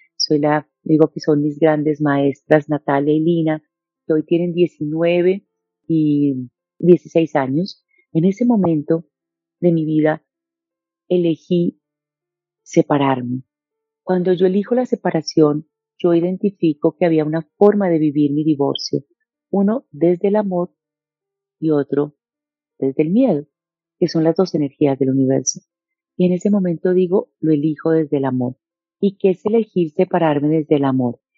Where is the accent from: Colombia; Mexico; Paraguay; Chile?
Colombia; Bogotá; also born or lived in Medellín, Colombia / Cali, Colombia; nací en Medellín, nos vivimos a vivir a Bogotá y desde muy pequeña